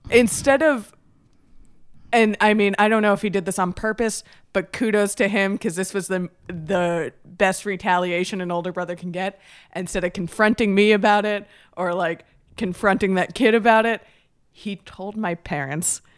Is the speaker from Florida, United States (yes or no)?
yes; Miami Beach, Florida, United States; I'm from, uh, Miami Beach